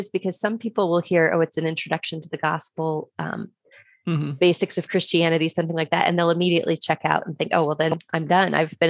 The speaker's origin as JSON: {"language": "English", "town": "Crete", "region": "Nebraska", "country": "United States", "tie": "born or raised there", "said": "So I grew up in the Lincoln Diocese. I grew up in a small town of Crete."}